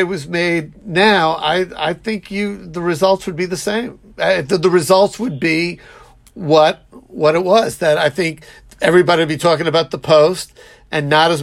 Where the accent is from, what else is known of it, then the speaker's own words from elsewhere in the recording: New York, United States; accent: New York; my New York accent